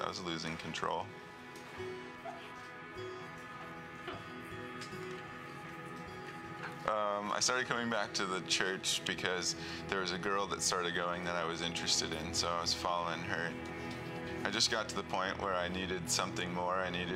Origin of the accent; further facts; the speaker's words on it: Long Beach, California, United States; I grew up in Long Beach, California